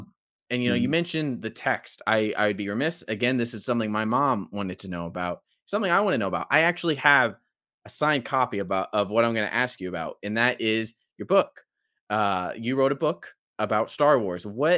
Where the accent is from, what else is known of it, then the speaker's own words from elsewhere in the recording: Porterville, California, United States; I'm from Porterville, California at the time I was living there.